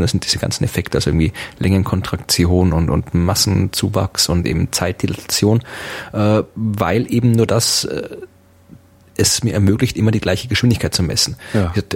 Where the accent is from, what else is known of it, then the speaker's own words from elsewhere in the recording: Austria; als Österreicher